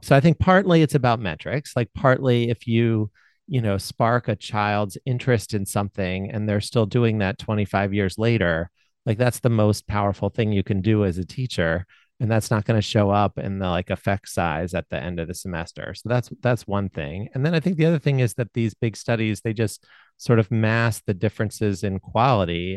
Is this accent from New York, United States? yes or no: no; Baltimore, Maryland, United States; I grew up in Baltimore